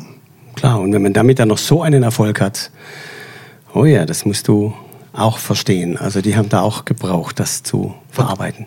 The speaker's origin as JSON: {"language": "German", "area": "Swabia", "region": "Baden-Württemberg", "country": "Germany", "said": "als Schwabe"}